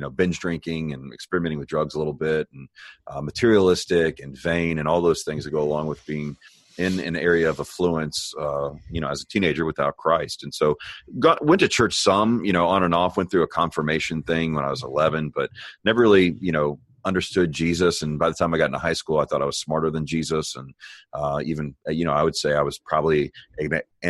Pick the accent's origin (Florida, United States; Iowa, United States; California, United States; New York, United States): Florida, United States; Miami; now in Texas, United States; I was born in Miami, Florida